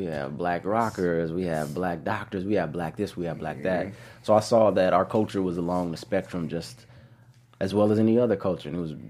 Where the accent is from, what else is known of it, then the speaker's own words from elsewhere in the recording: Corona, California, United States; also born or lived in New Orleans; Being here, I'm from the Inland Empire. In Corona